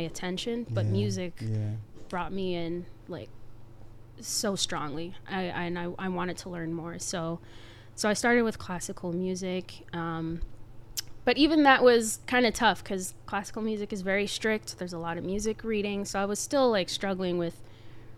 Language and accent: English; Montreal, Quebec, Canada; moved away as an adult; now in Boston, United States; I'm originally from Montreal, born and raised.